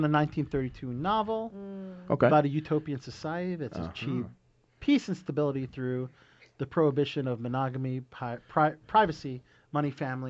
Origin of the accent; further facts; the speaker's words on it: Catonsville, Maryland, United States; my hometown of Catonsville, Maryland